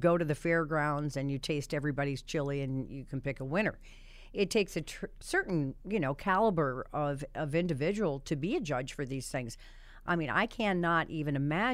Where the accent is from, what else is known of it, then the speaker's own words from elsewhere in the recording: Connecticut, United States; he's from my hometown